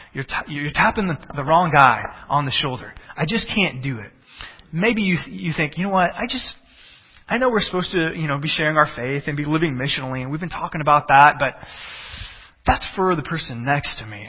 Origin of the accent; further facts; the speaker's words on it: Texas, United States; now in Illinois, United States; I'm from Texas.